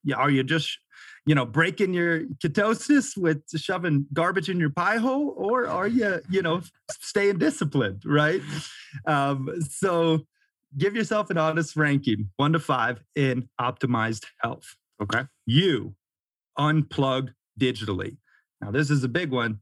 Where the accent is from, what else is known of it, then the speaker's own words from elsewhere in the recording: Florida, United States; moved away as an adult; also born or lived in Montana / Sarasota, Florida / Delray Beach, Florida; now in Bozeman, Montana, United States; I grew up half in Florida, you know, surfing and skating, and then half in Montana, camping, fishing, hunting, hiking